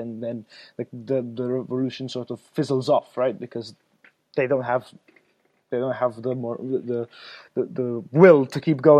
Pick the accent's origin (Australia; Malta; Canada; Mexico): Malta; I'm from Malta, which is a very small island south of Italy